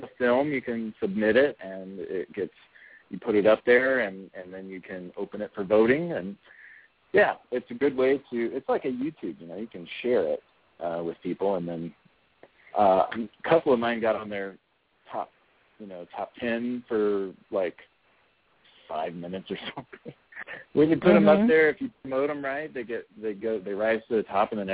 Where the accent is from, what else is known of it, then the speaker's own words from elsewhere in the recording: Springfield, Illinois, United States; I'm from Springfield, Illinois